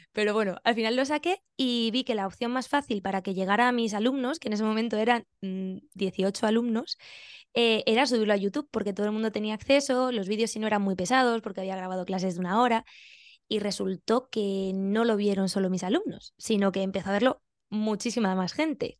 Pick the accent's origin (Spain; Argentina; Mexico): Spain; Benidorm, Valencian Community; moved away as an adult; also born or lived in Albacete / Siles, Jaén; now in Australia; yo nací en Albacete, me crié en Benidorm